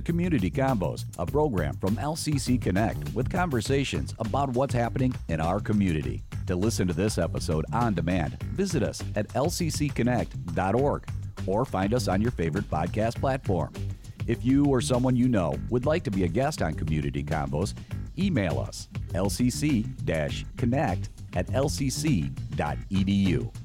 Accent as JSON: {"language": "English", "town": "Mason", "region": "Michigan", "country": "United States", "tie": "born or raised there", "said": "Mason, Michigan, my hometown"}